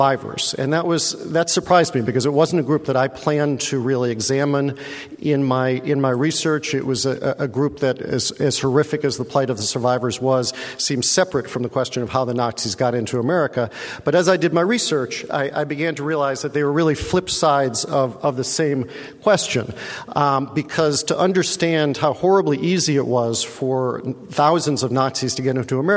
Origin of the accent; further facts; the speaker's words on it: United States; as an American